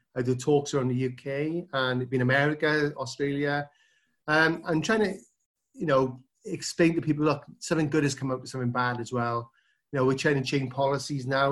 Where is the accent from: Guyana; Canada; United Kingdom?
United Kingdom; South Wales; Yeah, so I'm from South Wales, which is, um, part of the U K.